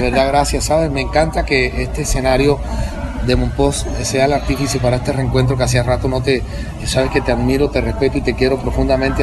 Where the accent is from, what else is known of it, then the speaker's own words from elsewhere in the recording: Cartagena, Bolívar, Colombia; yo soy cartagenero